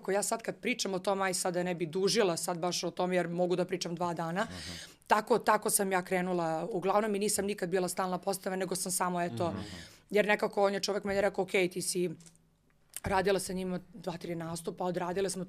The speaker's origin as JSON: {"language": "Croatian", "town": "Niš", "region": "Nišava District", "country": "Serbia", "tie": "born or raised there", "moved": "yes", "said": "ja sam živala u Nišu, pošto sam rodom iz Niša"}